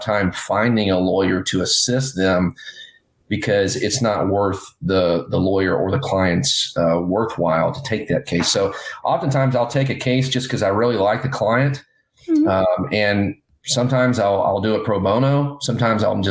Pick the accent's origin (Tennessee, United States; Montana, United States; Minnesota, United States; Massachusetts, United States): Tennessee, United States; now in Orange County, California, United States; I grew up in Tennessee